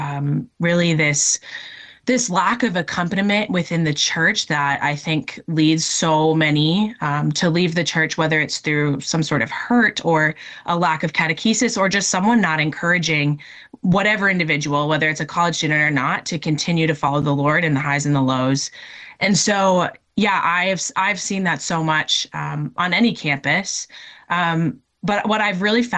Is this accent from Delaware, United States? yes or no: no; Minnesota, United States; moved away as an adult; also born or lived in North Dakota; I'm originally from Minnesota